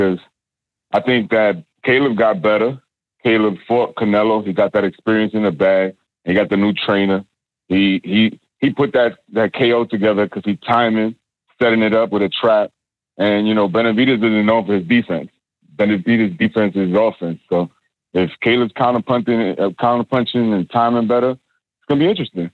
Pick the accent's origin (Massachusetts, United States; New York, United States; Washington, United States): New York, United States; New York City; now in Atlanta, United States; I'm from Brooklyn and shit, and I know some of the amateur fighters out there from, like, cops and kids and all that, but I live in Atlanta now